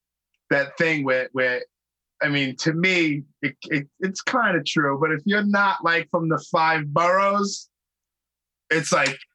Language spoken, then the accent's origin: English; Brooklyn, New York, United States; because I'm from Brooklyn, so I'm not very familiar with upstate